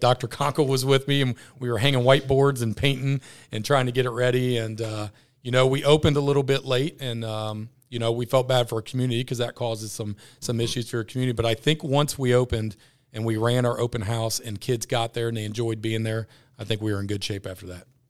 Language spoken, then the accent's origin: English; Ross, United States; I'm from Ross. I've been with Ross my whole life.